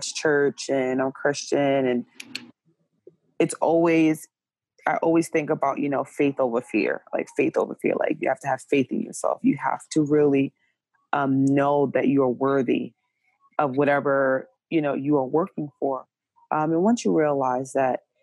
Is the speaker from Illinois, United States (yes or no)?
no; Jersey City, New Jersey, United States; now in Portland, United States; I am from Jersey City, New Jersey, currently residing in Portland, Oregon